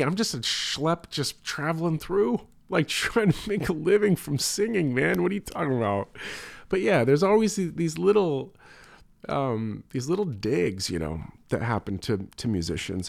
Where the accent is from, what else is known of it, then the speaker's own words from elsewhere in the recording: United States; as an American